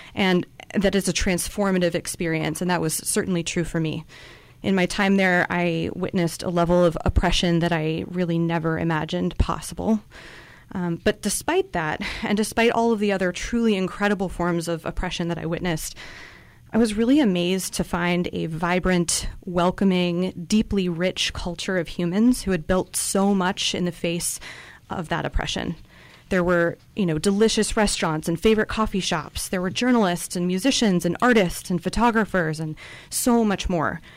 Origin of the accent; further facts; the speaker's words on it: Central Coast, California, United States; I grew up here on the Central Coast